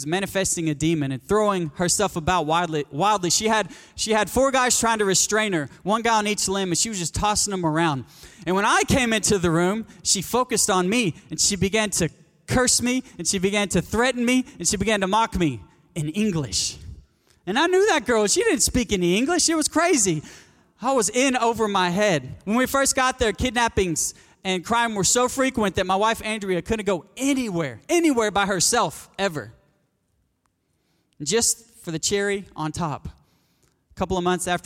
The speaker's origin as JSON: {"language": "English", "town": "North Little Rock", "region": "Arkansas", "country": "United States", "accent": "Southern", "moved": "as an adult", "lives_now": "Mozambique", "said": "I'm from North Little Rock, Arkansas"}